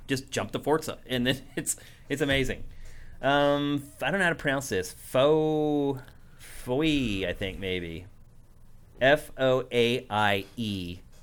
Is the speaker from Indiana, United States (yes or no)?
no; Carlisle, Pennsylvania, United States; moved away; also born or lived in Philadelphia; my hometown of Carlisle, P